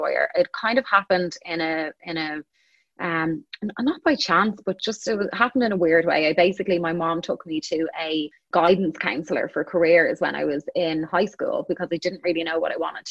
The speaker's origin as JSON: {"language": "English", "town": "Dublin", "region": "Leinster", "country": "Ireland", "tie": "born or raised there", "also_born_or_lived": "Chicago", "moved": "as an adult", "said": "I was born and I grew up in Dublin, Ireland"}